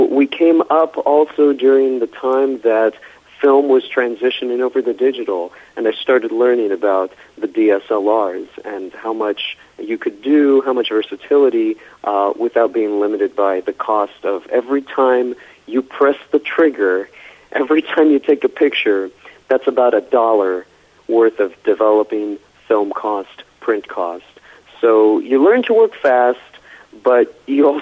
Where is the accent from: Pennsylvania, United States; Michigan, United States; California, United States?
California, United States; Los Angeles; I was born and raised in Southern California, so there are a few of us filmmakers out here in L.A. who are natively from L.A.